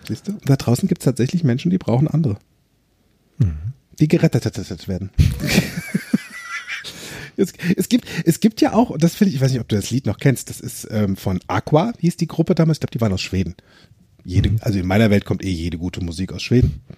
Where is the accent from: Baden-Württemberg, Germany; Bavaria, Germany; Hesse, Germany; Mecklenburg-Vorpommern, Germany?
Hesse, Germany; Limburg an der Lahn; von Limburg damals, wo ich gewohnt habe, wo ich groß geworden bin